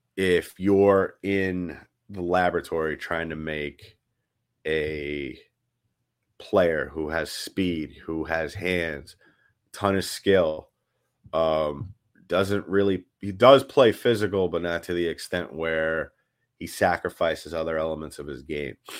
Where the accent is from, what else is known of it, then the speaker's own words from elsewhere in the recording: New York City, New York, United States; moved away; I grew up in New York City